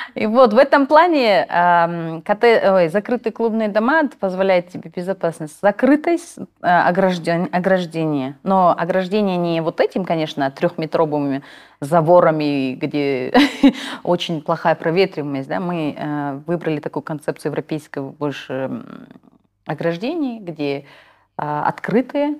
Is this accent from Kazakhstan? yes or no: yes; Kazakhstan; first language Kazakh; Russian is a second language; мы живем, родились в Казахстане, хотим развиваться в Казахстане